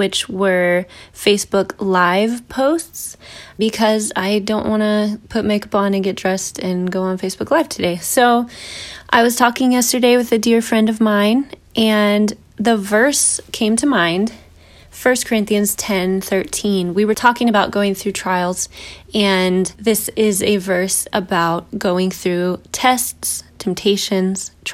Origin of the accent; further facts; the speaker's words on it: United States; as an American evangelical